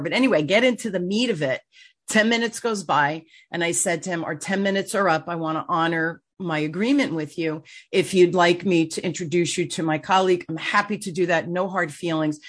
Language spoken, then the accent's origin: English; Newark, New Jersey, United States; I grew up in Newark